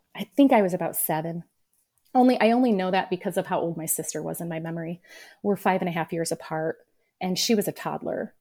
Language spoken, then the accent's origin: English; Peoria, Illinois, United States; I was born in Peoria, Illinois